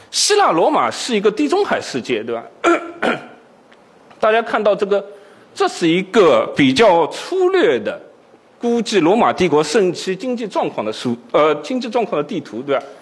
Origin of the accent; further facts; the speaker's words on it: Shanghai, China; 我也是上海人，